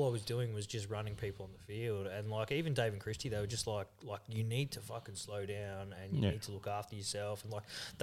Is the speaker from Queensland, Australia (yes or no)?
yes; Logan, Queensland, Australia; originally Logan, yeah. I grew up down there.